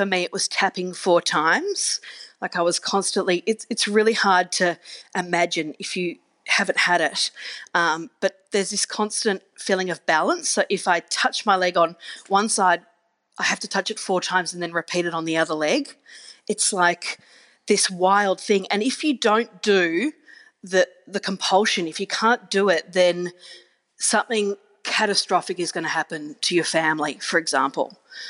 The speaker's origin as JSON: {"language": "English", "town": "Geelong", "region": "Victoria", "country": "Australia", "tie": "born or raised there", "said": "you move overseas or I grew up in Geelong."}